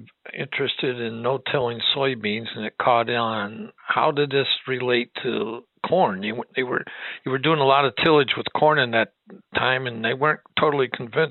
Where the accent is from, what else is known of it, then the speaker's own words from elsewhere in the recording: Milwaukee, Wisconsin, United States; I'm from Milwaukee